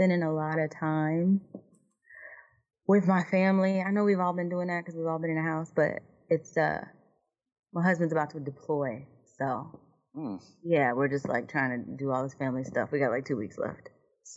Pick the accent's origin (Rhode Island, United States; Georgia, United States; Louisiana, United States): Georgia, United States; Roswell; my parents are in Roswell, so I went to Centennial High School.